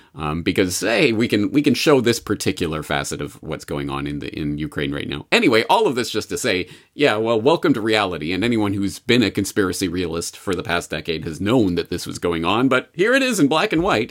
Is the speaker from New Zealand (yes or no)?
no; Canada; as a Canadian